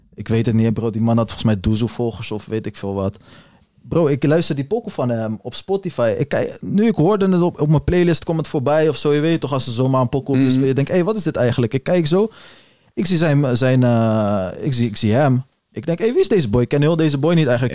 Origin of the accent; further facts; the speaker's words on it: Netherlands; als Nederlander